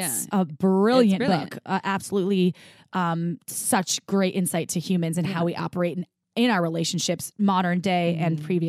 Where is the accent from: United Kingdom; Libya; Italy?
United Kingdom; Bristol, South West England; So I'm from Bristol in UK.